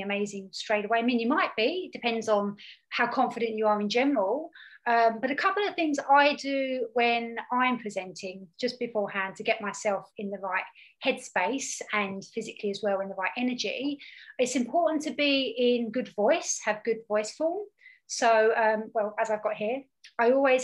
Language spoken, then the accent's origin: English; Hertfordshire, East of England, United Kingdom; I'm from Hertfordshire.